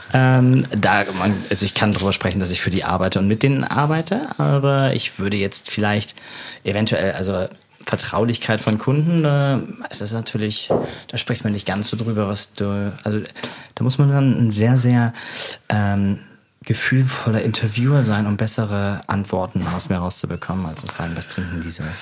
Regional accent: Germany; accent: thick German; now in London, United Kingdom; mit meinem dicken deutschen Akzent

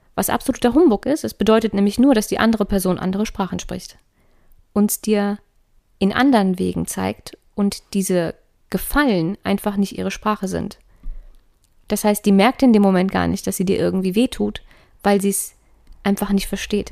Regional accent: Darmstadt, Hesse, Germany; ich bin ja in Darmstadt groß geworden

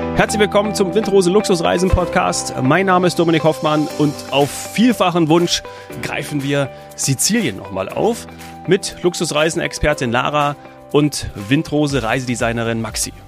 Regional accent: Munich, Bavaria, Germany; mich als Münchner

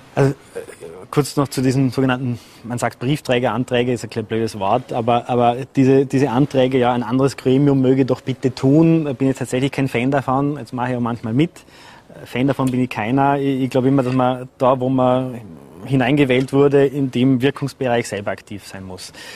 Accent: Vorarlberg, Austria; moved away; also born or lived in Vienna; zurückzukehren in meine Heimat

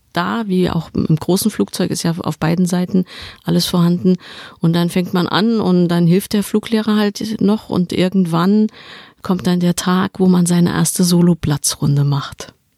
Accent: Saarland, Germany; Ich komme aus dem Saarland

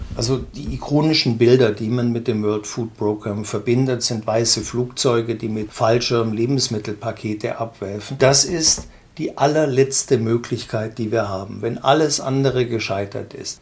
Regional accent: Germany

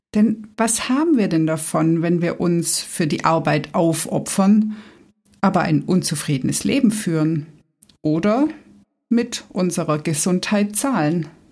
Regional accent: Swabia, Germany; Ich als Schwabe

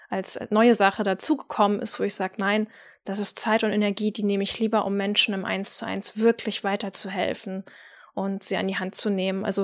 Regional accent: Northern Germany, Germany; Ich als Nordlicht habe zum ersten Mal von Manna gehört, als eine Wiener Kollegin mir im Zoom-Call von dem herrlichen Duft frisch gebackener Mannerwaffeln erzählte

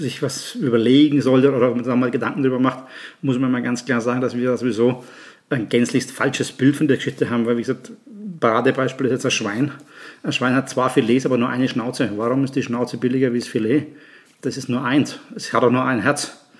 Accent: Nuremberg, Bavaria, Germany; moved away as an adult; now in Graz, Austria; gebürtig aus Nürnberg, seit 2006 in Österreich

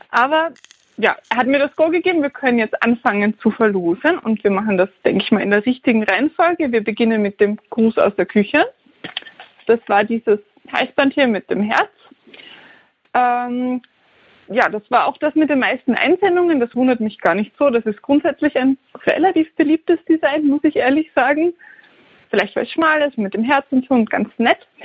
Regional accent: Styria, Austria; Das hat mich sehr, sehr happy gemacht als Steirerin. Für uns wachsen richtig viele Kürbisse.

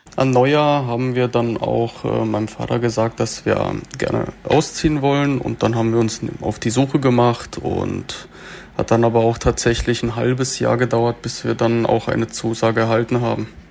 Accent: Freiburg, Baden-Württemberg, Germany; ich bin in Freiburg geboren und ich habe auch da ähm, 20 Jahre lang gewohnt

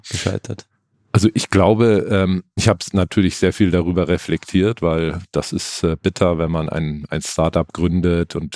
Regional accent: Munich, Bavaria, Germany; Also hier München fünf Höfe ist auch äh, für mich Heimat sozusagen. Ich komme aus München ursprünglich

